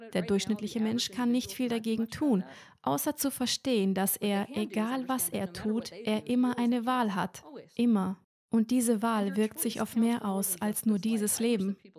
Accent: Germany; moved away as an adult; Ich bin hier aufgewachsen, aber wie ich Ihnen bereits erzählt habe, bin ich letztes Jahr ausgewandert

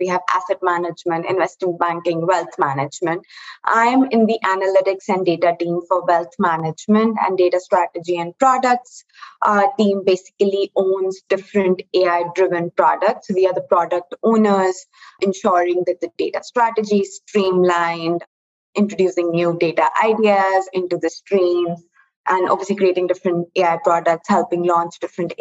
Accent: New Delhi, Delhi, India; moved away as an adult; now in United States; I'm originally from India, the capital city

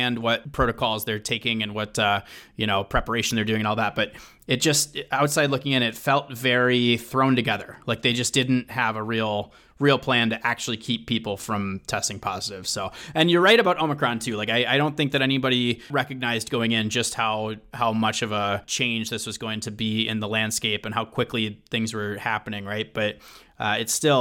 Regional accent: Minnesota, United States; I am a Minnesotan

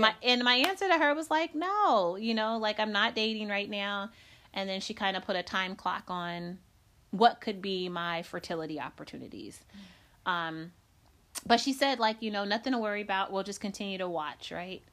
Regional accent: Decatur, Illinois, United States; moved away; I came from Decatur, Illinois. I'm born and raised there.

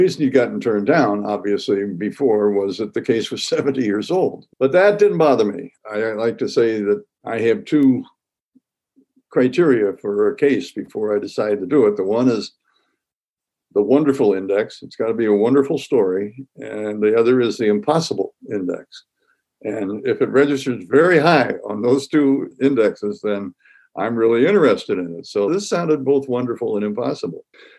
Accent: St. Louis, Missouri, United States; moved away as an adult; also born or lived in Tampa, Florida / Tallahassee, Florida; now in St. Louis, United States; I'm 79 years old. I've been practicing law for 55 years. I grew up in St. Louis, left here in my early 30s, to go do civil rights work in Florida.

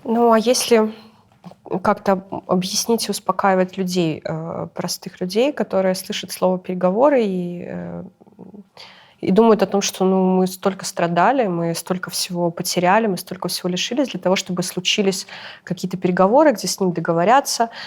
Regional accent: Belarus; moved away as an adult; also born or lived in Kyiv, Ukraine; мы все белорусы

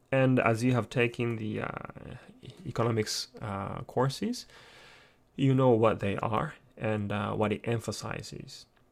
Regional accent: Japan; I'm born and raised in Japan

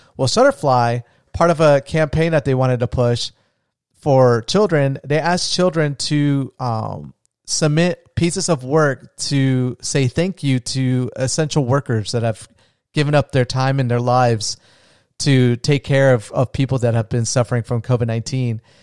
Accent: Florida, United States; I'm from Florida

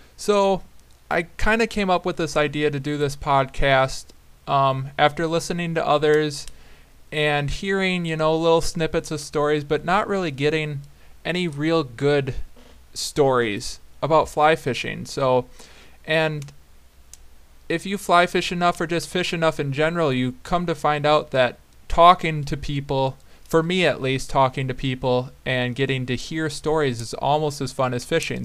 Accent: Black Earth, Wisconsin, United States; I grew up in Black Earth, Wisconsin

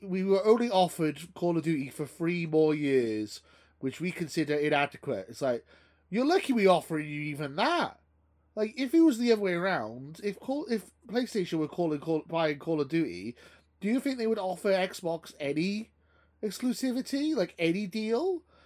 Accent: Welsh, Wales, United Kingdom; I'm Welsh, so I, I, I, don't need an accent. I'm Welsh

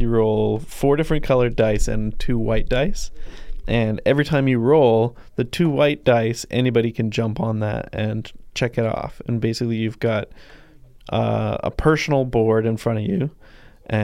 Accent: Ladner, British Columbia, Canada; moved away; Yep, that's my hometown. Population 10 to 15,000.

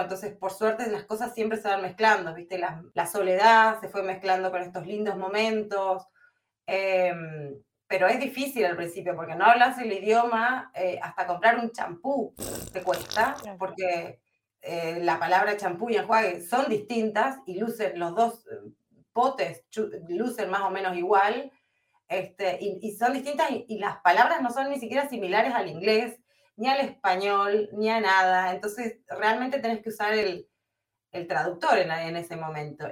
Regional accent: Comodoro Rivadavia, Chubut, Argentina; moved away as an adult; now in Netherlands; ¿Cuánto hace que me fui de Comodoro? Mirá, todavía estaba chicano cuando me fui, hace muchísimos años

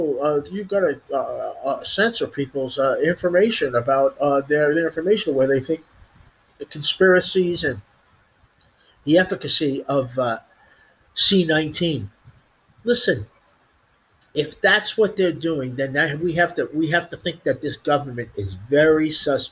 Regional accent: United States; us as the American people

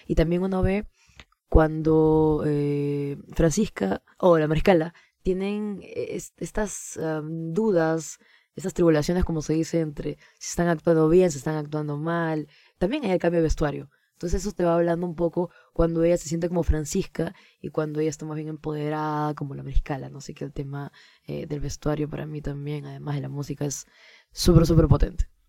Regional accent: Peru; lo que nos define también como peruanos, que son los géneros que escuchamos los peruanos

